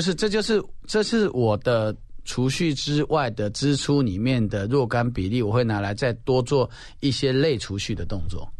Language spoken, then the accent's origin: Chinese; Taiwan; 我们台湾人